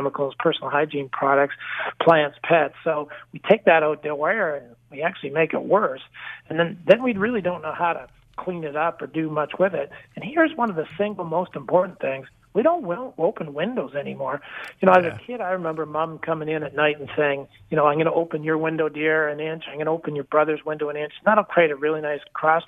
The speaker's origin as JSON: {"language": "English", "country": "Canada", "also_born_or_lived": "Toronto", "said": "I'm a Canadian, live and work out of the Toronto market"}